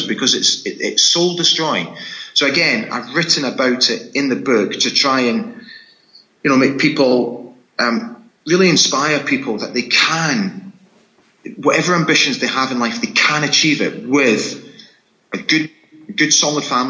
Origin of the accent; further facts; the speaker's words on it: Scotland, United Kingdom; accent: Scottish; my Scottish accent